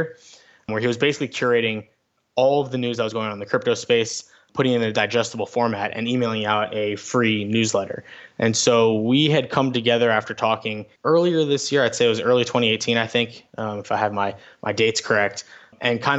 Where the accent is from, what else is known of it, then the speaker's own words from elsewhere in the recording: South Florida, United States; I grew up in South Florida